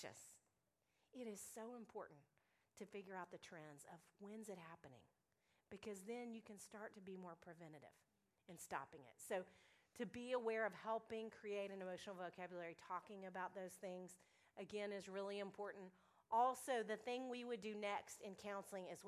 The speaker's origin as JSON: {"language": "English", "town": "Little Rock", "region": "Arkansas", "country": "United States", "moved": "yes", "lives_now": "Nashville, United States", "said": "I'm from Little Rock, Arkansas"}